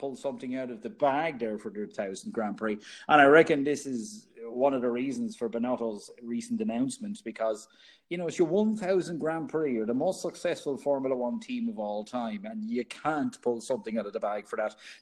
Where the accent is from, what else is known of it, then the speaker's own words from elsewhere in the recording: Ireland; Us being Irish